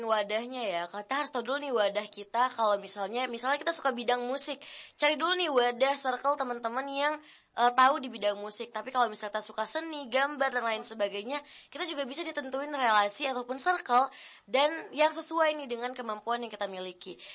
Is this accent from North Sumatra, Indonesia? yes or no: yes; Medan, North Sumatra, Indonesia; now in Bogor, Indonesia; aku bukan asal dari Bogor ya, aku dari Medan. Jadi waktu dari Medan mau move ke Bogor